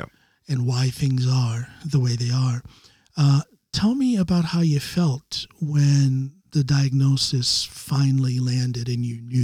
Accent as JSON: {"language": "English", "country": "United States", "moved": "yes", "lives_now": "Norway", "said": "I'm an American, but I've been here in Norway for 20 years"}